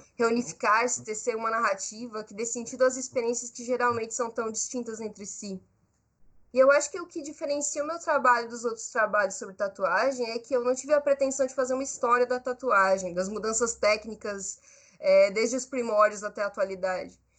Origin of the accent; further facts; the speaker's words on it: Brazil; Eu sou brasileira, eu sou jovem, artista